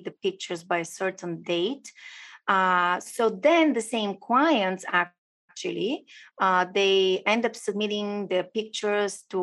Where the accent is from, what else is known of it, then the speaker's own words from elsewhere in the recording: Bulgaria; now in Florida, United States; So I'm originally from Bulgaria. I do live in US, shiny and warm Florida.